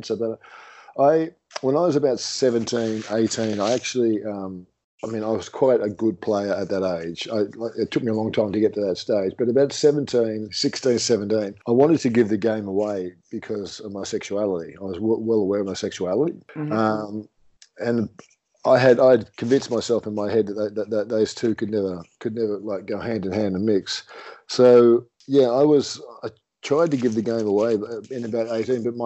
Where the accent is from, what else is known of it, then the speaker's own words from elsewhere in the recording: Sydney, New South Wales, Australia; also born or lived in London, England; I grew up in a really housing commission, low economic, socially economic type situation. My mum and dad were, I'm English, my mum and dad are obviously English. They came over to Sydney, Australia from London in 1967 as 25-year-olds with 3 kids in tow.